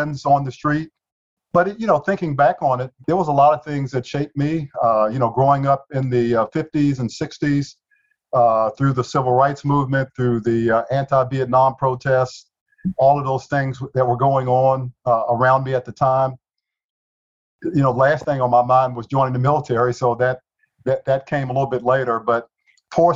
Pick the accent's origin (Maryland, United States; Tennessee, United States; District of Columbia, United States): District of Columbia, United States; Washington; moved away; I was born and raised in Southeast DC